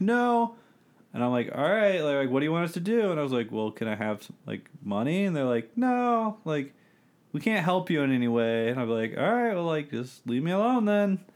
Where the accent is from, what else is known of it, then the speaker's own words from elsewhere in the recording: Bowie, Maryland, United States; I'm from Bowie, Maryland